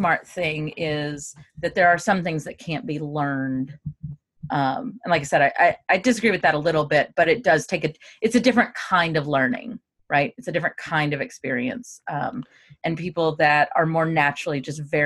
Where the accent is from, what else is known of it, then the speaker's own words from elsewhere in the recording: the South, United States; moved away; also born or lived in Memphis; So I grew up in the South